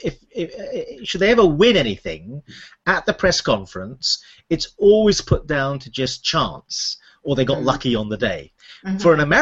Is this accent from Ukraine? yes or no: no; United Kingdom; also born or lived in United States; as a British psychiatrist who worked in America for a while